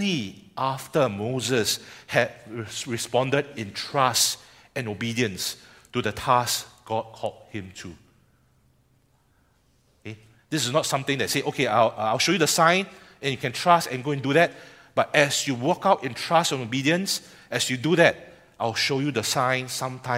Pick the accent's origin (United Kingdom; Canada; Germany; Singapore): Singapore; as a Singaporean